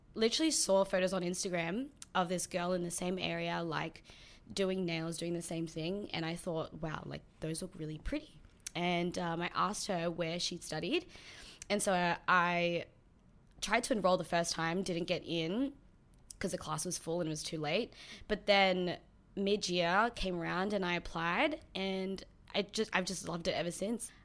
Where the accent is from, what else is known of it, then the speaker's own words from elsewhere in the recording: Sydney, New South Wales, Australia; also born or lived in New Zealand; I moved here when I was seven.